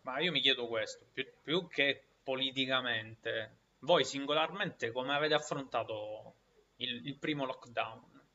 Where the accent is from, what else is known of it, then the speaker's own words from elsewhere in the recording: Giammoro, Sicily, Italy; now in Catania, Italy; Io sono di, di, di Giammoro